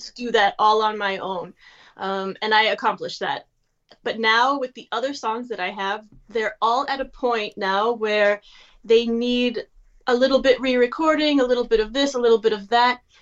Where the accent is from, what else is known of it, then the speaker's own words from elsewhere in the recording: United States; moved away as an adult; now in Germany; I'm an American living in Germany